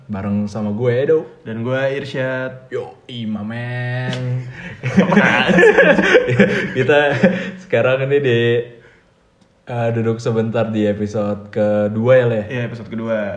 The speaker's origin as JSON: {"language": "Indonesian", "town": "Cilegon", "region": "Banten", "country": "Indonesia", "tie": "born or raised there", "said": "gue ini gue asli Cilegon."}